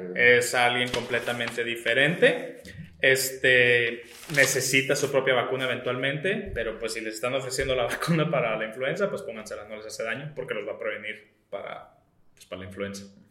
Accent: Baja California, Mexico; nosotros somos de Baja California

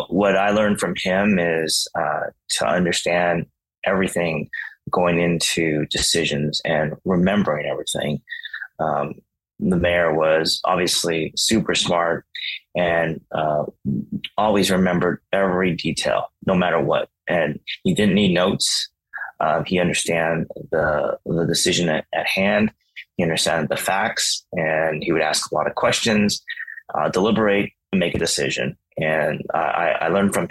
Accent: San Francisco, California, United States; also born or lived in Washington, D.C.; I decided to go home and work for the legend and kind of really understand San Francisco politics better and really help him implement his vision to changing and uplifting my hometown community

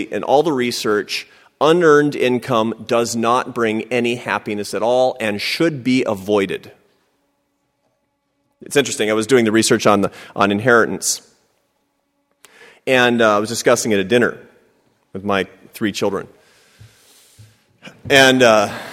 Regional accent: Seattle, Washington, United States; I grew up in Seattle, Washington, to a family of academics and artists

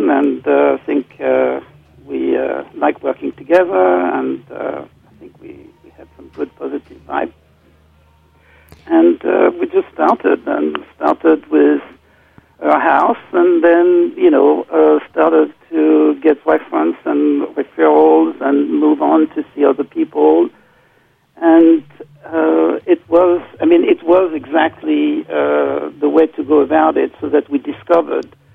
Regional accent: France; moved away as an adult; also born or lived in London; now in New York, United States; I grew up in France

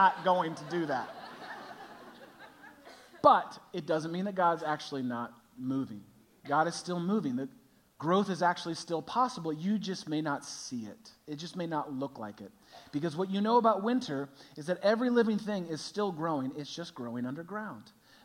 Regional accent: California, United States; moved away as an adult; now in Chicago, United States; I grew up in California.

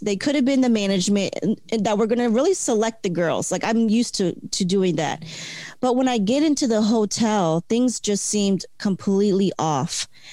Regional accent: Delaware, United States; also born or lived in Florida; now in Hawaii, United States; I'm from originally from Delaware. So from the first state to the 50th, I'm like in a new place.

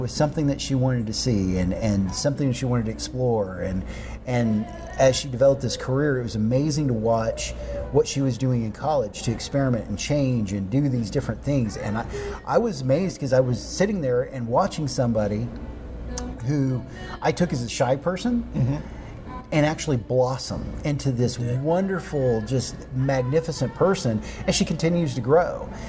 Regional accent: Union City, Oklahoma, United States; my mom also worked in the school district uh, where I grew up in Union City

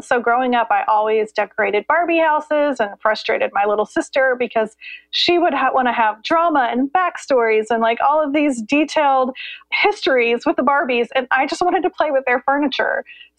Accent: Columbus, Indiana, United States; now in North Carolina, United States; Well, I grew up in Columbus, Indiana, so the Midwest, and now we live in North Carolina.

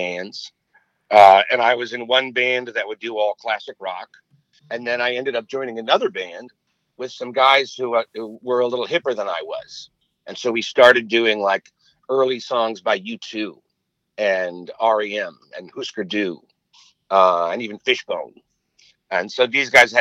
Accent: New York, United States; moved away as an adult; also born or lived in Seattle; now in Los Angeles, United States; I grew up in New York and then moved to Seattle after college

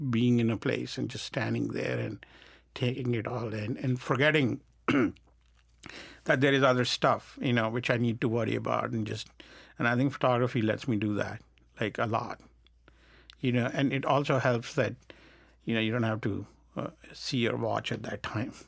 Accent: India; moved away; I grew up in India, which is so hot

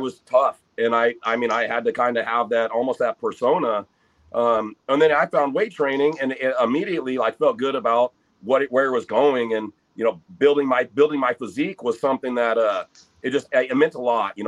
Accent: North Highlands, California, United States; I came from North Highlands, and back then I was the minority as a white kid there.

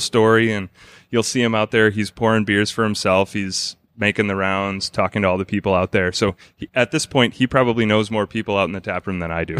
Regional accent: Brookfield, Wisconsin, United States; I grew up in Brookfield, which is just the next town over

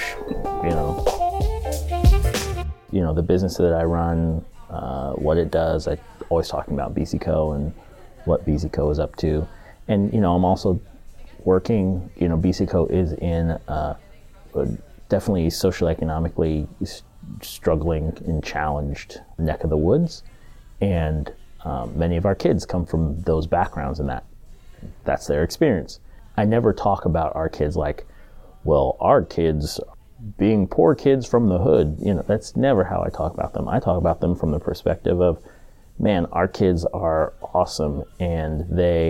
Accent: Washington, United States; moved away as an adult; also born or lived in Georgia / East Coast; I was born in Georgia, but I lived there for 2 years. My dad was in the Army. He was a airborne ranger, and so we moved from Georgia when he finished training, and we moved to Washington State for his first assignment. First stationing, and then we stayed there and essentially graduated from high school from there, from Washington State

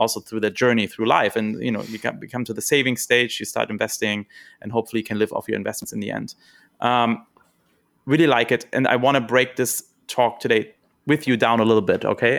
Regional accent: Germany; moved away; I'm from Germany originally

